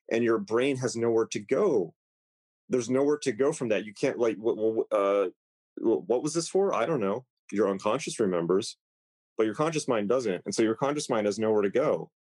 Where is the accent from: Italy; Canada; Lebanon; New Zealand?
Italy; No, I'm from Italy.